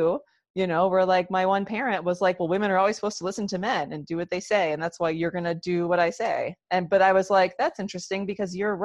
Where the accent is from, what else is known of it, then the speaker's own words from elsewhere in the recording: Rochester, New York, United States; I grew up in Western New York, outside of Rochester, New York.